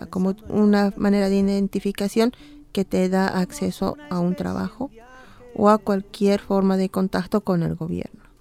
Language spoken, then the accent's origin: Spanish; Bolivia; now in Dublin, Ireland; Soy boliviana irlandesa y vivo aquí ya desde, en Dublín desde hace 15 años.